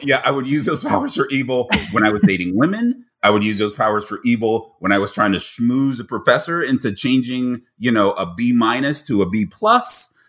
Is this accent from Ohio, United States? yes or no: yes; Cincinnati, Ohio, United States; moved away; also born or lived in Ames, Iowa / Wichita, Kansas / Minneapolis / New York; born and raised in Cincinnati